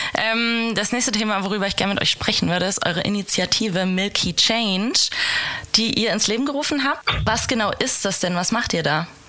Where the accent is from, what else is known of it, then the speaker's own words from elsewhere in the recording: Hesse, Germany; ich bin nämlich auch eine Hessin eigentlich